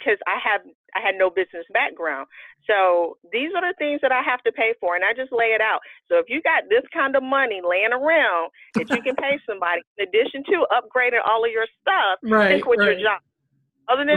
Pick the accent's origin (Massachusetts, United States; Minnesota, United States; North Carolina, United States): North Carolina, United States; also born or lived in Alabama; I was born in Alabama. I was raised in North Carolina